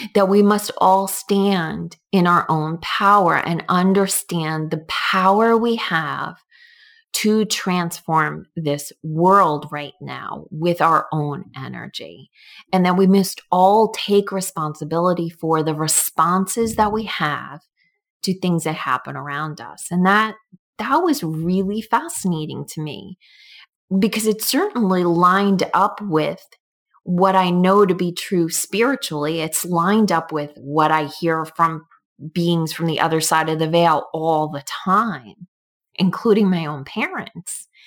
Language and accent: English; New York, United States; now in Connecticut, United States; I grew up in New York